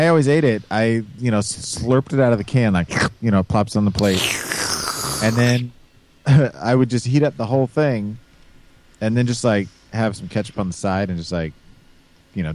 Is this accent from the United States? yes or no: yes; Midwest, United States; now in Illinois, United States; I always picture tall people coming from like my area, from the Midwest, like Nebraska or Missouri.